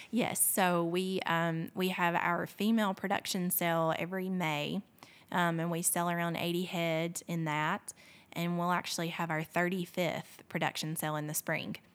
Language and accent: English; Fort Payne, Alabama, United States; growing up in Fort Payne